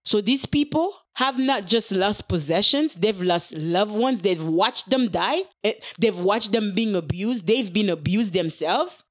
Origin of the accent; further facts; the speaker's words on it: Haiti; moved away; growing up in Haiti.